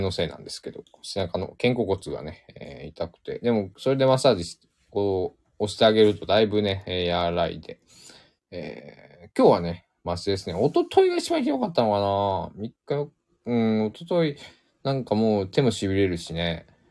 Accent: Shikoku, Japan; accent: Shikoku dialect, close to Kansai; also born or lived in Tokyo; 生まれ育ったのも四国だし、今も四国にいるから

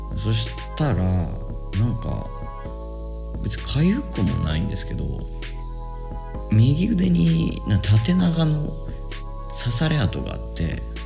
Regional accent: Japan; now in Sri Lanka

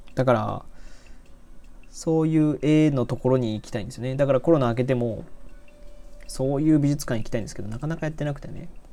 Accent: Nagoya, Aichi, Japan; moved away as an adult; also born or lived in Osaka; 僕、名古屋市ですね。だからもう、えっと、はい、名古屋市の方です。で、北区の方なんで

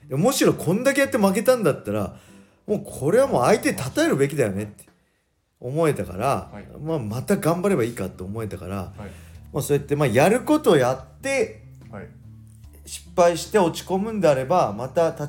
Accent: Inashiki, Ibaraki, Japan; born or raised there

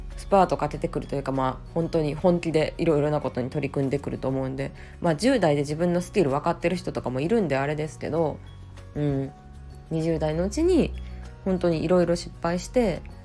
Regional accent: Kyoto, Japan; 京都で生まれ育ってずっとあの、まあ、大学も実家から通って会社

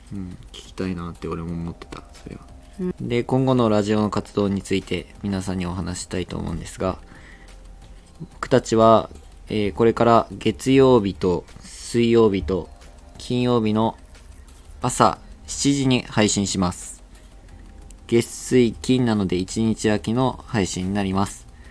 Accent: Miyazaki, Japan; accent: Miyazaki dialect; ずっと宮崎です

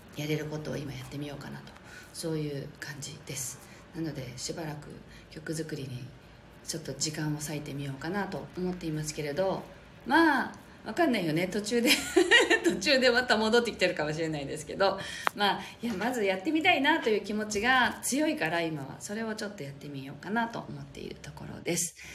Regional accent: Japan; この地に生まれたからそれをやっぱりね使いこなすというかそれが私たちの言語なので

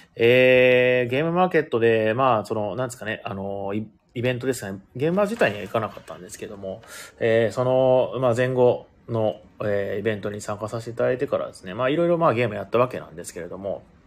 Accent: Ehime, Japan; moved away; 出身が同じ愛媛県だったということなんで

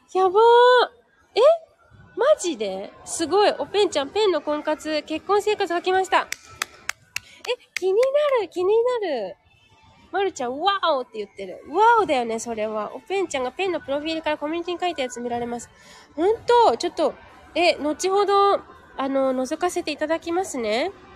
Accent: Japan; moved away as an adult; now in Thailand

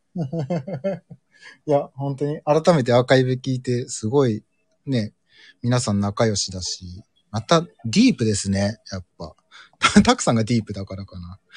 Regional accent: Urayasu, Chiba, Japan; moved away as an adult; now in Hokkaido, Japan; ちょうど僕が二十歳の時の成人式がディズニーで、浦安市民の成人式がディズニーでやりますってなった1回目の時

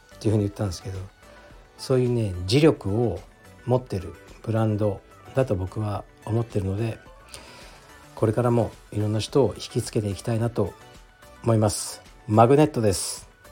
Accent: Fukuoka, Japan; moved away; 僕の実家福岡

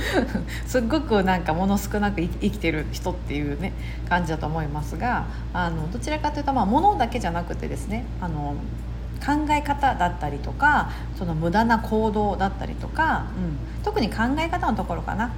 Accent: Osaka, Japan; accent: Kansai dialect; moved away as an adult; 阪の出身です。はい。もう三十年以上大阪に住んでましたので、あの、関、基本的に関西弁なんですけども

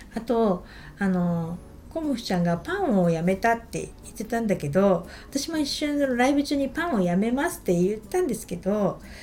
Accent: Niigata, Japan; 私一応新潟出身

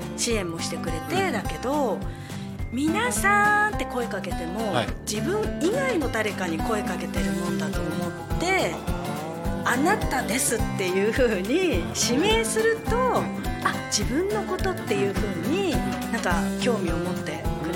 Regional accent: Tako, Chiba, Japan; moved away as an adult; also born or lived in Tokyo / Miyakojima, Okinawa; タコ町で生まれ育ちまして、はい、えー、高校卒業したタイミングでタコ町を出て

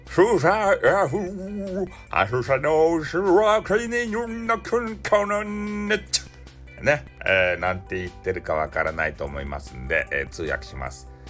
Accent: Fukuoka, Japan; accent: Hakata dialect; 俺と同じ博多弁

